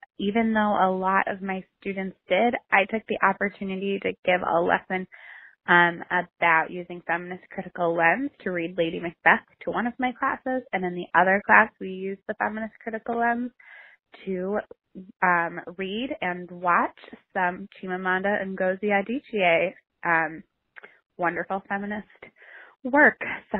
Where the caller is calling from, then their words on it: Madison, Wisconsin, United States; I am calling from Madison, Wisconsin